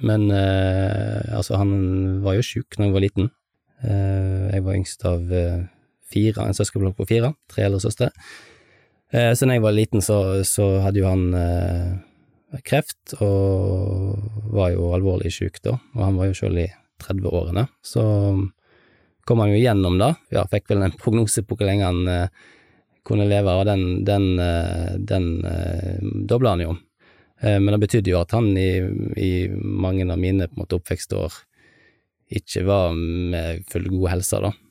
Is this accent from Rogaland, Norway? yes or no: no; Halsnøy, Vestland, Norway; det er jo bredt anerkjent at eh, Halsnøy er jo perla i Sunnhordland. Altså, det er jo fint på Stord, men, men, eh, men Halsnøy slår jo det meste av. Et lite, fint lokalsamfunn, trygt og godt.